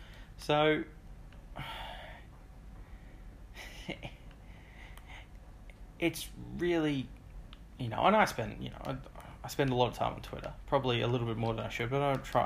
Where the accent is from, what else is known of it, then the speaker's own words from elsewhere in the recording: Australia; I'm Australian.